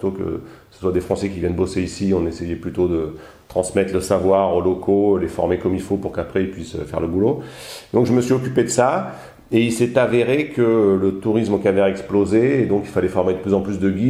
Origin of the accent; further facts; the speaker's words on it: Provence-Alpes-Côte d'Azur, France; je suis originaire des Alpes d'Haute-Provence, dans le, dans le sud de la France.